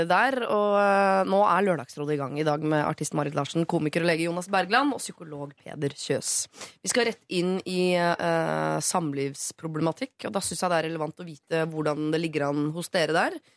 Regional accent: Oslo, Norway; Jeg rømte til Drøbak en gang, jeg er fra Oslo.

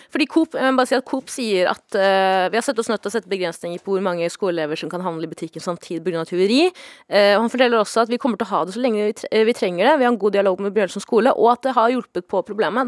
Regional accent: Stokke, Vestfold, Norway; jeg kommer fra Stokke, som er en veldig liten

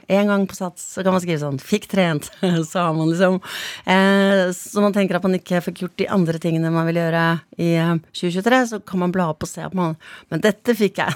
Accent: Stavern, Vestfold, Norway; also born or lived in Andøya; Jeg vokste opp i Stavern sånn stort sett, da. Altså, ja. Vi hadde jo et opphold på tre år i, på, uh, på Andøya

